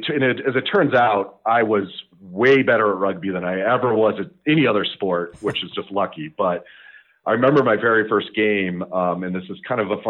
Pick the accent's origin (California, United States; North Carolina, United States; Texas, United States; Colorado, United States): Colorado, United States; Longmont; I was born here in Colorado. I grew up in Longmont, Colorado, which is just northwest of Boulder. Went to Longmont High School